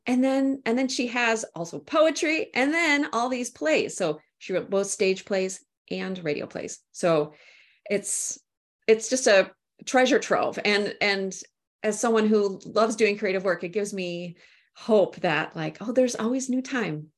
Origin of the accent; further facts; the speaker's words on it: Minnesota, United States; also born or lived in St Andrews, Scotland; I'm from Minnesota. That's where I'm, uh, broadcasting from here today.